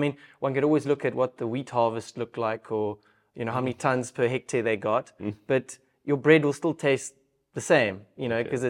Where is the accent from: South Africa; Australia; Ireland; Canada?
South Africa; Stellenbosch, Western Cape; Especially growing up in the Stellenbosch region.